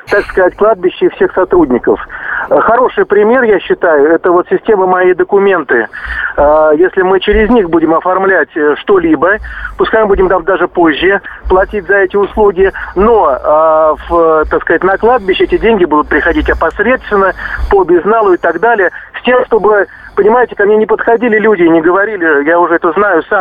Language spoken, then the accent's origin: Russian; Krasnodar, Krasnodar Krai, Russia; Я сам из Краснодара, я работаю в строительной сфере